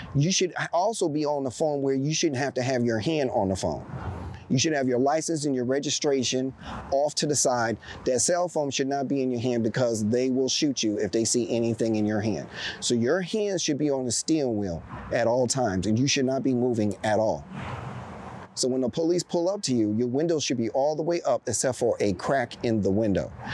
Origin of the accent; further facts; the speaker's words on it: East Coast, United States; also born or lived in Chicago, Illinois; I was born in Chicago, but I was raised on the East Coast.